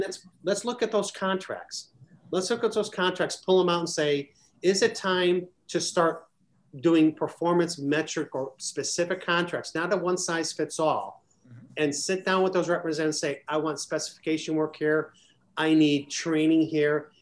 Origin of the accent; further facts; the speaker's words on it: Chicago, Illinois, United States; where I grew up in Chicago